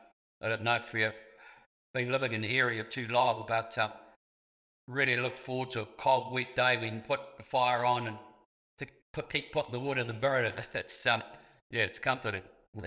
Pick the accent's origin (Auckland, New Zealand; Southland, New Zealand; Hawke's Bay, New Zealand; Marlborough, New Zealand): Southland, New Zealand; I was born in Southland